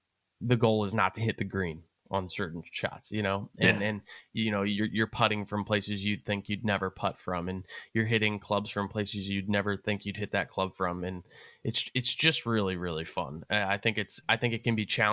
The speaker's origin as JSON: {"language": "English", "country": "United States", "said": "as an American"}